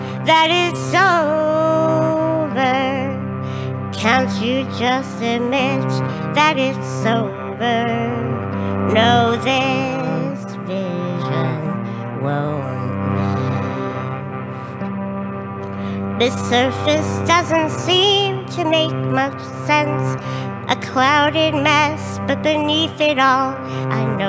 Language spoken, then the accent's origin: English; Duluth, Minnesota, United States; I am from Duluth, Minnesota